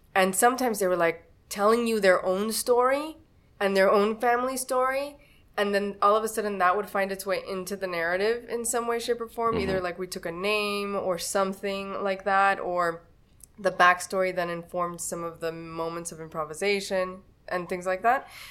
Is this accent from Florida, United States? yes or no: yes; Miami, Florida, United States; I was born in Miami